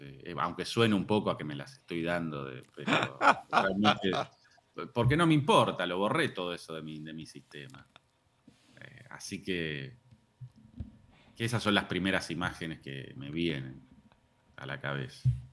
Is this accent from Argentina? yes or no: yes; Lanús, Buenos Aires Province, Argentina; yo soy de Lanús y viví siempre en Lanús, zona